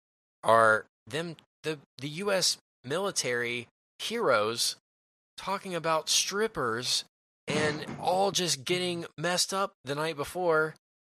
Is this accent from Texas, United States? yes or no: yes; Dallas, Texas, United States; we're from Dallas